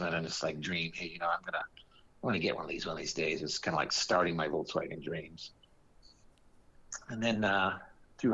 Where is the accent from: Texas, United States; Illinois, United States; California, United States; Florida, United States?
California, United States; Santa Ana; I'm 67 and I grew up in Santa Ana